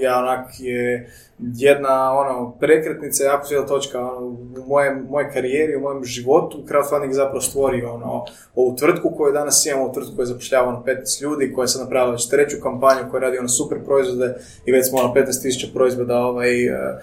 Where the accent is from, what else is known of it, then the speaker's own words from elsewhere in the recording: Croatia; rođeni smo ovdje u Hrvatskoj